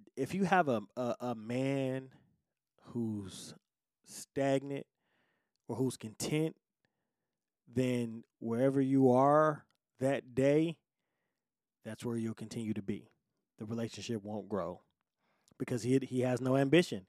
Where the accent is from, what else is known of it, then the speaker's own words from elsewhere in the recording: Detroit, Michigan, United States; I'm born and raised in Detroit, right? Detroit, Michigan, you know, United States